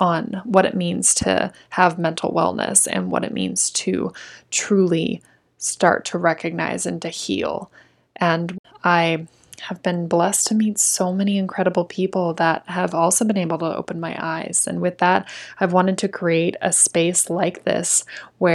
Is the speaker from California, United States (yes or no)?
no; Tempe, Arizona, United States; I was born and raised in Tempe, Arizona